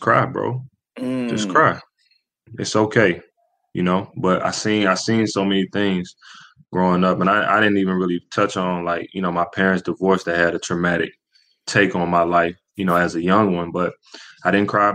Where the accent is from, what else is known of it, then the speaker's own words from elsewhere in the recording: Columbus, Georgia, United States; I'm from Columbus, Georgia, which is probably an hour